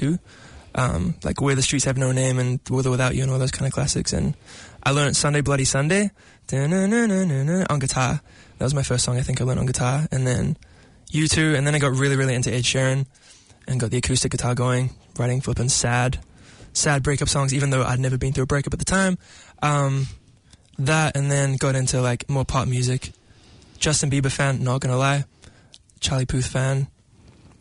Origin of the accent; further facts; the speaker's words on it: Auckland, New Zealand; I'm a shore boy. So I'm from the North Shore in Dairy Flat